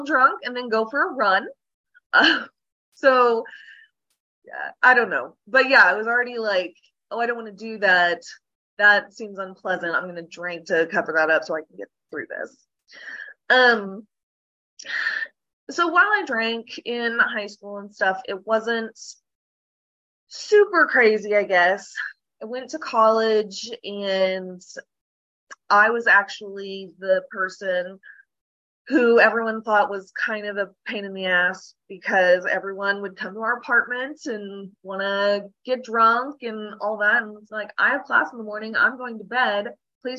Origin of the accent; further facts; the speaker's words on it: Oklahoma, United States; Born and raised in Oklahoma